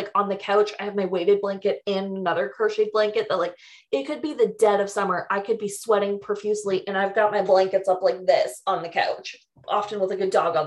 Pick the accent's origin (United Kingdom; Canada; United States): Canada; I'm Canadian.